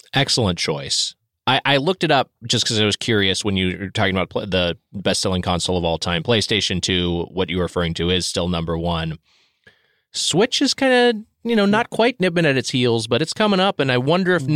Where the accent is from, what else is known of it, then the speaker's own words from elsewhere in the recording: Southern California, United States; I grew up in Southern California